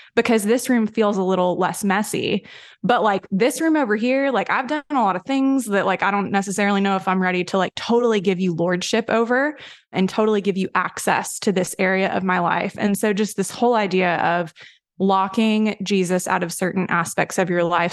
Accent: Tennessee, United States; I grew up in a very, like, Southern Baptist-y sort of, I'm from Tennessee

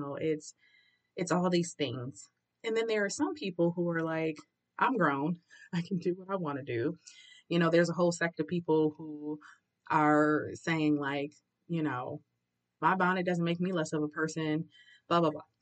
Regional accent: Detroit, Michigan, United States; I grew up, was born and raised in Detroit, Central Detroit, literally around the corner from Central High School

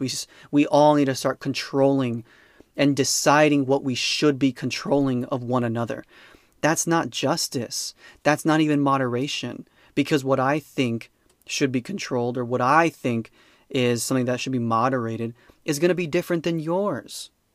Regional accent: United States; I'm an American

